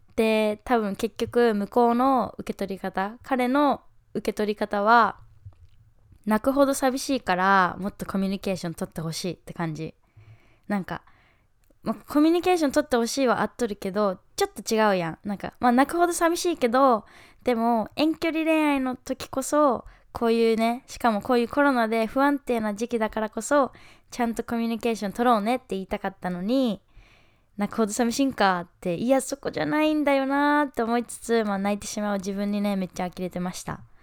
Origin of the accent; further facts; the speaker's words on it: Japan; moved away; 自分が日本人だから